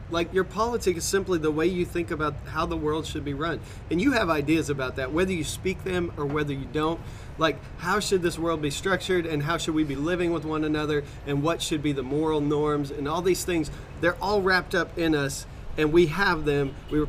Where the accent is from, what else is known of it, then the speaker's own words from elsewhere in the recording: the Bible Belt, United States; And so, I live in the Bible Belt